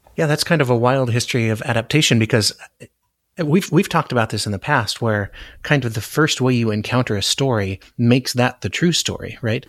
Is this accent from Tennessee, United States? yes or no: no; Anchorage, Alaska, United States; moved away; I grew up in Anchorage